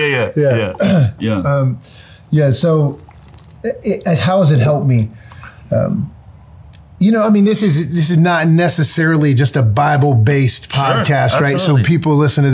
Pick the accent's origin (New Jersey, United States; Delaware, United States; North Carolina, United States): North Carolina, United States; born or raised there